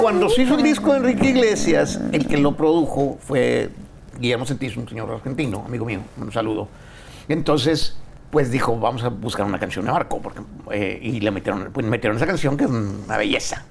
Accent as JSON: {"language": "Spanish", "town": "Monterrey", "region": "Nuevo León", "country": "Mexico", "tie": "born or raised there", "said": "mi tierra, Monterrey"}